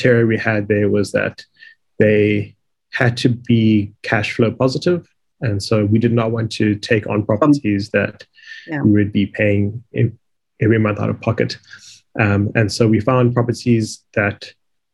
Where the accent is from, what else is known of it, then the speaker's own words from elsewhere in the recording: Johannesburg, Gauteng, South Africa; now in Cape Town, South Africa; I grew up in Joburg